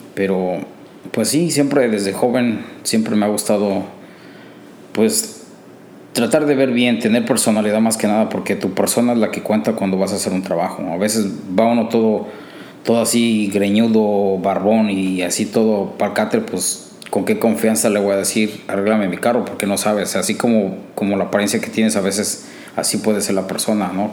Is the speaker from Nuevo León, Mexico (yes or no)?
no; Cuautla, Morelos, Mexico; moved away as an adult; now in Chicago, United States; Soy de México, de una parte de México se llama Cuautla, Morelos. Ahí crecí, ahí nací, ahí crecí.